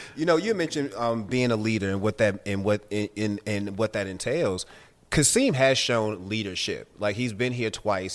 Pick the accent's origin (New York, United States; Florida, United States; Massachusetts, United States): Massachusetts, United States; Boston; now in Atlanta, United States; I'm from Boston